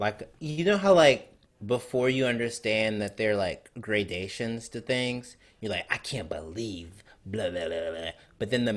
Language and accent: English; Mississippi, United States; moved away as an adult; also born or lived in Alabama / New York; I grew up in Mississippi